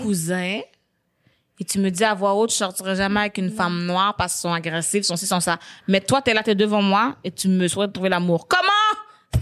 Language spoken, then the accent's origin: French; Quebec, Canada; je suis née au Québec